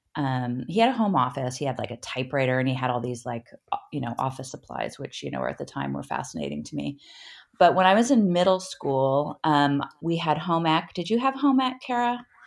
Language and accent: English; Berkeley, California, United States; I grew up in Berkeley, California